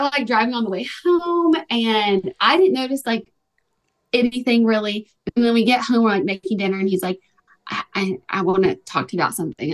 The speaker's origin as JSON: {"language": "English", "town": "Tuscaloosa", "region": "Alabama", "country": "United States", "tie": "born or raised there", "also_born_or_lived": "Los Angeles", "moved": "as an adult", "lives_now": "Nashville, United States", "said": "I'm from Alabama and I like, I'm from Tuscaloosa. I went to school, University of Alabama"}